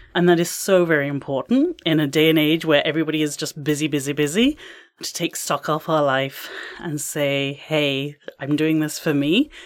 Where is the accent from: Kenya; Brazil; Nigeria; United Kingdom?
United Kingdom; England; now in Canada; I am from England